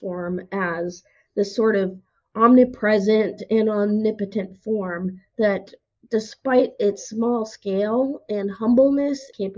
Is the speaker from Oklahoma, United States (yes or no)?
yes; Oklahoma, United States; moved away as an adult; now in Tennessee, United States; I'm from Oklahoma. If you've ever been to Oklahoma, you know it's flat